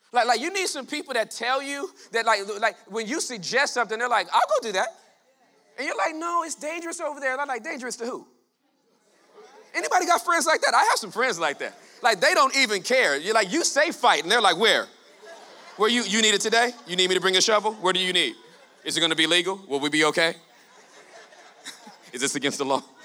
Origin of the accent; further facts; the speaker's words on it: Southern California, United States; I was born and raised in Southern California in the hood.